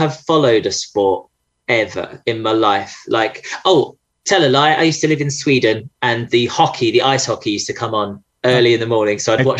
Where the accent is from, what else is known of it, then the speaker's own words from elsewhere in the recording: Essex, East of England, United Kingdom; I'm from Essex.